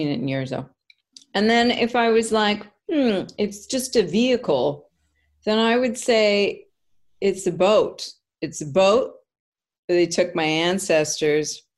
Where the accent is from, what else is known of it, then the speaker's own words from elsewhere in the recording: North Vancouver, British Columbia, Canada; also born or lived in Edmonton, Alberta, Canada; In Vancouver, we moved to Vancouver from Edmonton